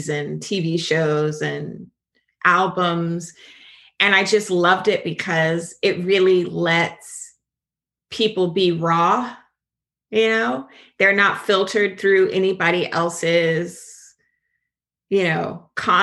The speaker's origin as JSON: {"language": "English", "town": "Jacksonville", "region": "Florida", "country": "United States", "accent": "Southern", "said": "I'm from Jacksonville, and we get real country, real Southern"}